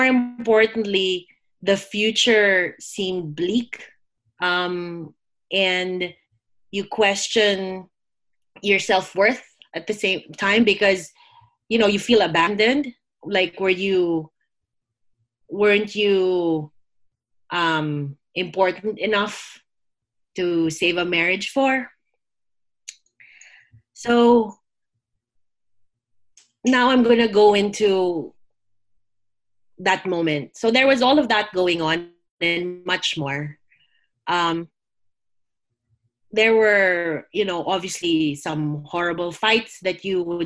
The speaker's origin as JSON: {"language": "English", "country": "Philippines", "tie": "born or raised there", "said": "I grew up in the Philippines, which is a Catholic country, predominantly Catholic"}